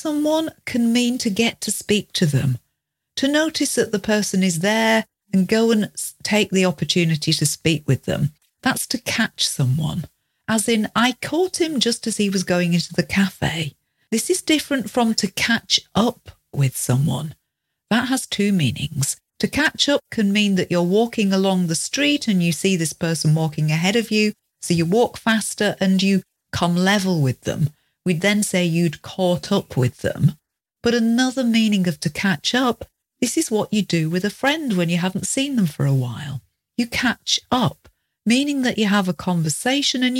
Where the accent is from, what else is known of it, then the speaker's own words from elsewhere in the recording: United Kingdom; we're British